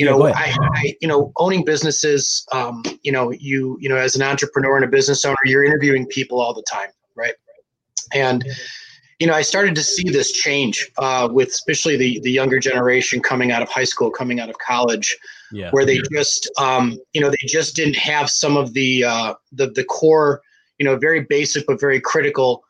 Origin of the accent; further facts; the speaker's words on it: Detroit, Michigan, United States; my hometown